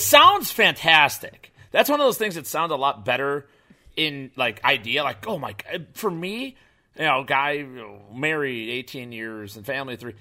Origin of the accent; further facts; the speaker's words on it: Chicago, Illinois, United States; moved away; I moved away from Chicago.